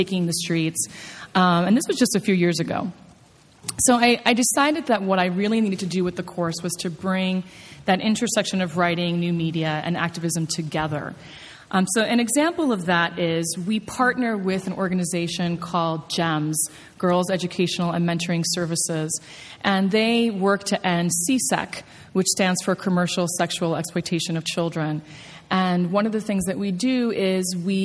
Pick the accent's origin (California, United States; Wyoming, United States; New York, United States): New York, United States; I'm a New Yorker